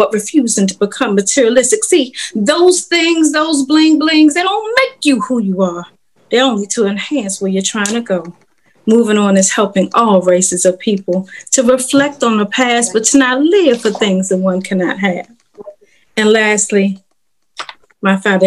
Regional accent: Washington, District of Columbia, United States; moved away as an adult; now in North Carolina, United States; I'm from Washington, D.C. I just recently moved to North Carolina.

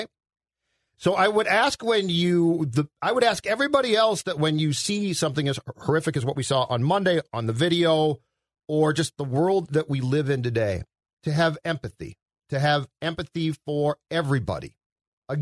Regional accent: Minnetonka, Minnesota, United States; I grew up in Minnetonka

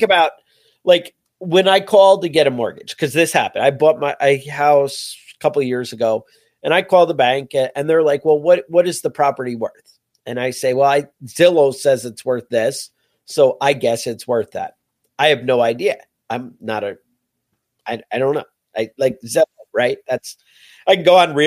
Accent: New York, United States; as a New Yorker

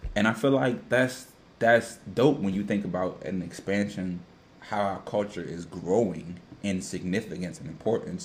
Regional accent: Washington, District of Columbia, United States; me being a DMV DC native.

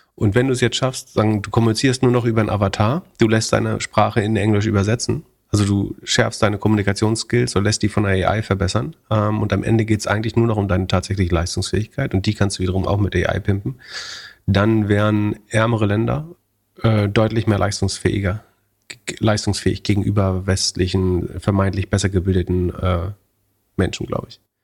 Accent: Germany; wir als Deutsche

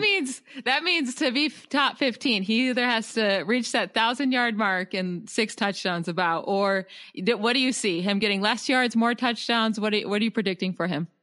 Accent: Syracuse, New York, United States; I'm from Syracuse

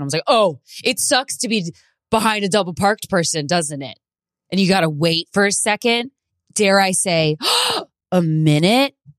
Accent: New York City, New York, United States; I'm a New Yorker

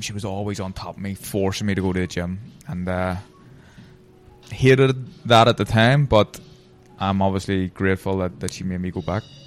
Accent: Belfast, Northern Ireland, United Kingdom; I'm Protestant from Tigers Bay

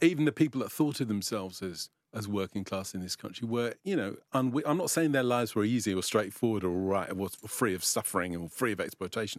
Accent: London, United Kingdom; I grew up, I grew up in North London, so I was born in East London

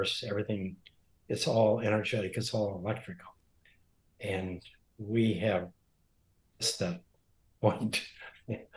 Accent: Montana, United States; when I grew up in Montana

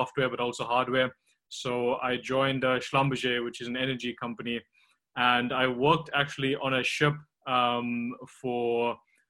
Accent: Tongaat, KwaZulu-Natal, South Africa; also born or lived in Durban; I grew up in South Africa on the East Coast, near the city of Durban, but it's actually a small town called Tongaat, which is mainly a sugarcane farming town.

